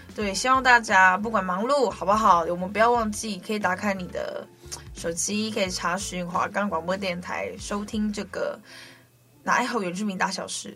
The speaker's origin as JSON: {"language": "Chinese", "town": "Guanshan", "region": "Taitung County", "country": "Taiwan", "said": "我是来自台东关山德高达古范部落的阿美族"}